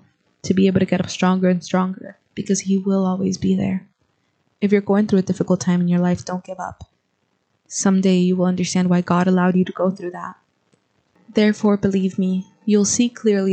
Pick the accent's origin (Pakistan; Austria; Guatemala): Guatemala; moved away as an adult; now in United States; I am originally from Guatemala. I have lived here in the United States for 2 years.